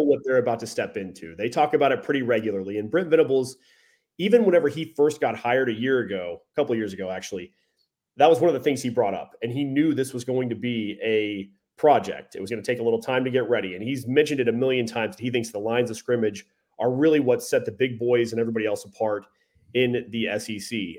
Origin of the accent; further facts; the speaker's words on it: Tulsa, Oklahoma, United States; I'm an Oklahoma guy. Like, I, I'm raised in this state. I was born in Tulsa.